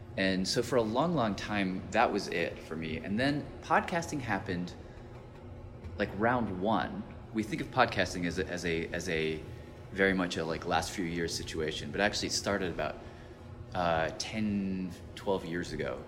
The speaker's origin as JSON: {"language": "English", "town": "Nashville", "region": "Tennessee", "country": "United States", "tie": "born or raised there", "said": "I grew up in Tennessee as a as this Arab kid"}